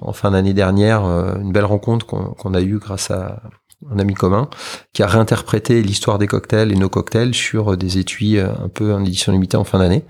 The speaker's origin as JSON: {"language": "French", "country": "France", "said": "on est français"}